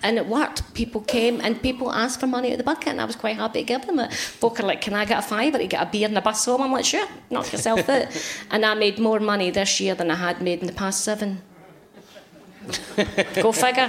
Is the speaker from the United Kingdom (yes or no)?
yes; Glasgow, Scotland, United Kingdom; I'm Glaswegian